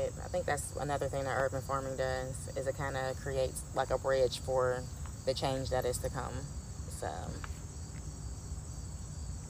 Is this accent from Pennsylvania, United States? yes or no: yes; Pittsburgh, Pennsylvania, United States; born or raised there